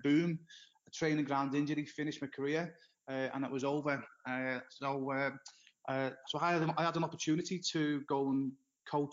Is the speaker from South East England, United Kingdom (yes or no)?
no; Liverpool, North West England, United Kingdom; moved away as an adult; now in Florida, United States; my hometown is Liverpool, in England